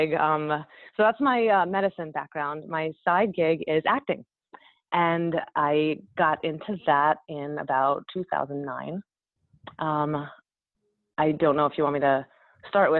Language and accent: English; New York, United States; I'm from Woodman, New York